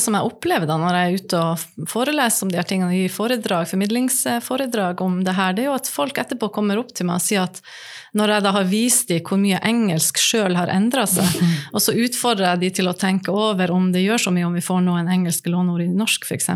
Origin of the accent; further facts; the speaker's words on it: Nordland, Norway; Jeg kommer fra Nordland